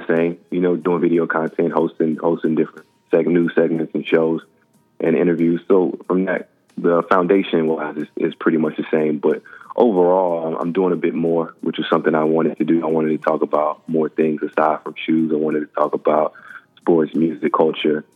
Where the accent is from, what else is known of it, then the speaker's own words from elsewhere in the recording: Texas, United States; I'm from Texas